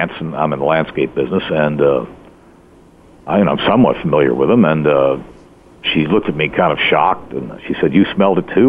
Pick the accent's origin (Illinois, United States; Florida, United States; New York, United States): Florida, United States; Fort Lauderdale; I grew up in Fort Lauderdale, Florida